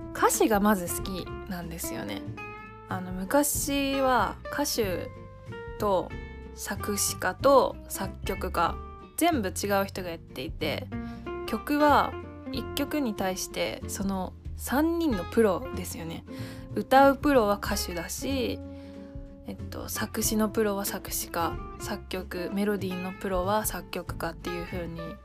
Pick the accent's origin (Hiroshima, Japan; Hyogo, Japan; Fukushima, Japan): Hiroshima, Japan; moved away as an adult; now in Tokyo, Japan; 上京してきて私の故郷は広島です